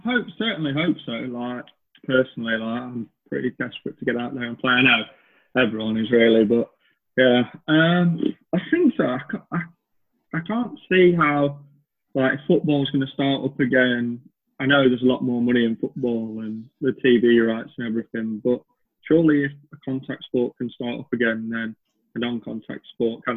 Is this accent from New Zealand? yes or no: no; Chorley, North West England, United Kingdom; moved away as an adult; also born or lived in Derbyshire; I was obviously from Chorley, played club cricket Chorley and then Wigan and played for Lancashire age groups